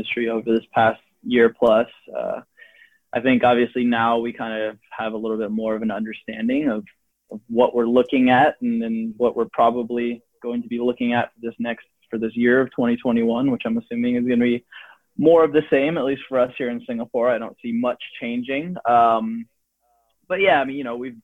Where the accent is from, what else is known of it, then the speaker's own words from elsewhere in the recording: San Francisco, California, United States; I'm from San Francisco